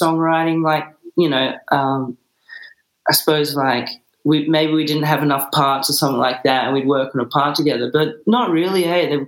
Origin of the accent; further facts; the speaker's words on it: Bunbury, Western Australia, Australia; now in Perth, Australia; we grew up down in Bunbury